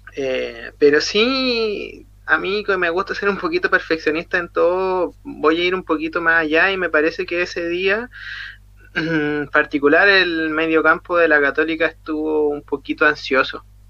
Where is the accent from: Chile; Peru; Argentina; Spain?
Chile; como buen chileno